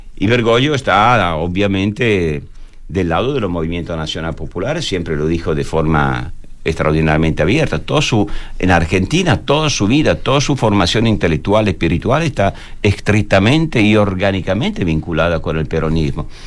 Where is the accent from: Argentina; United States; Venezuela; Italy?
Italy; yo como italiano